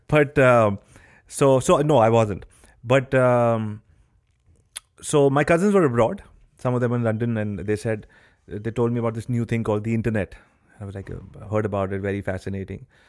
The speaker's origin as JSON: {"language": "English", "region": "Delhi", "country": "India", "tie": "born or raised there", "said": "I was born and brought up in Delhi"}